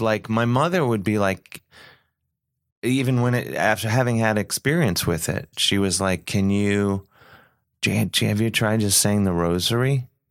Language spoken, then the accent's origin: English; United States; being an American